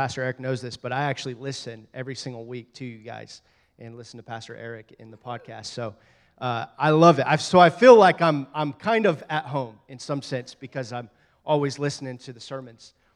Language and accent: English; Oklahoma City, Oklahoma, United States; moved away; we ended up in Oklahoma City, ironically, my hometown